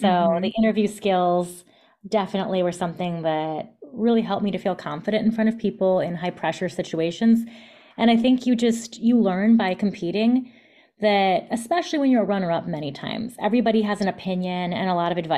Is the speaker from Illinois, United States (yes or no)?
yes; Palatine, Illinois, United States; moved away as an adult; also born or lived in New York City; now in New Jersey, United States; I grew up in the Chicago suburbs in a town called Palatine